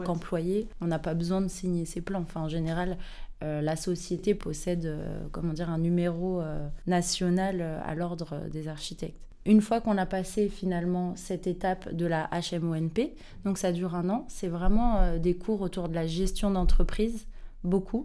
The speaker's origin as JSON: {"language": "French", "town": "Saint-Ouen", "region": "Île-de-France", "country": "France", "said": "je viens de Saint-Ouen euh, dans le 93"}